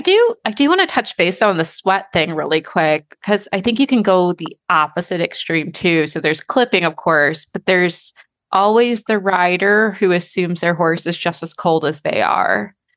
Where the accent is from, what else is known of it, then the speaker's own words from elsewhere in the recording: Michigan, United States; I'm from Michigan